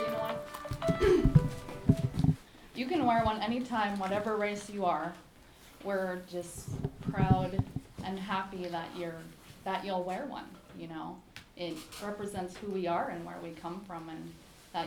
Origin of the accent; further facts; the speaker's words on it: Utqiagvik, Alaska, United States; I was born and raised in Ukiavik.